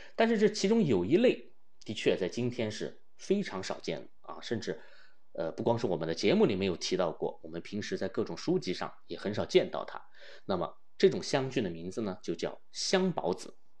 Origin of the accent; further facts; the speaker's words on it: China; 我们中国人使用忍冬的这个逆时非常地悠久啊